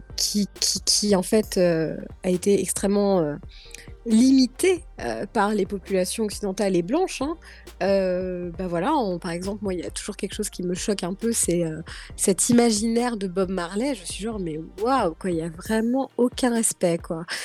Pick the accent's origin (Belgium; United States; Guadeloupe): Guadeloupe; now in France; chez moi en Guadeloupe